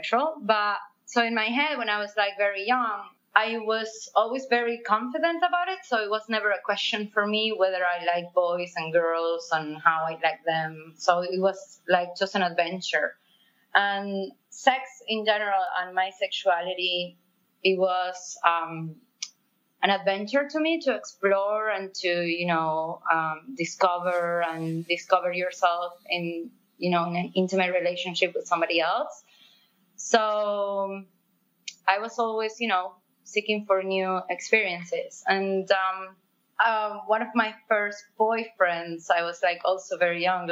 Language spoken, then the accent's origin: English; Argentina; English is a second language; moved away as an adult; now in Barcelona, Spain; I'm from South America and I was raised in Argentina. I live in Barcelona for 8 years now.